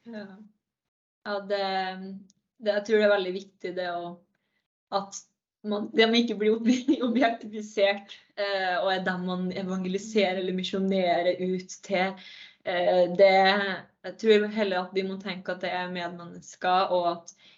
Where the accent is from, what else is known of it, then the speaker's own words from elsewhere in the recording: Verdal, Trøndelag, Norway; moved away as an adult; now in Narvik, Norway; Jeg eh, kommer fra Verdalen